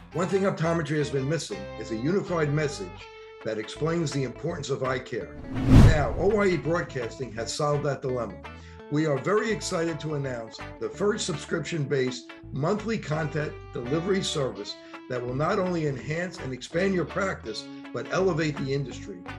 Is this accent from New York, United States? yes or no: yes; New York, United States; accent: New York; my new york accent